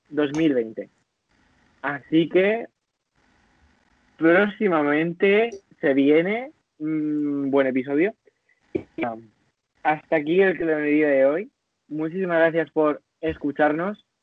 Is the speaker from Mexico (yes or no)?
no; Ecuador; No, hija, no soy, no. Soy ecuatoriana